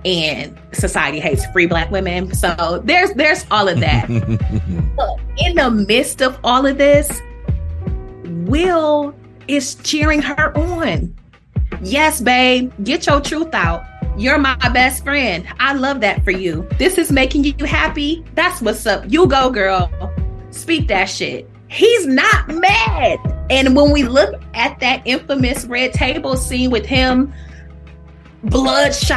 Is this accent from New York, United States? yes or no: no; Toledo, Ohio, United States; I'm from Toledo